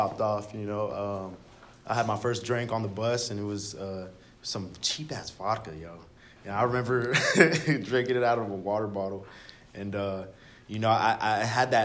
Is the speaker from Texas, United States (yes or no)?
yes; Dallas, Texas, United States; I'm originally from Oak Cliff, Dallas, Texas